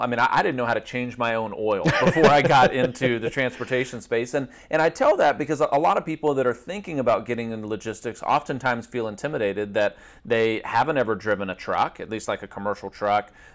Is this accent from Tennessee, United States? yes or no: yes; Nashville, Tennessee, United States; born and raised in Nashville, Tennessee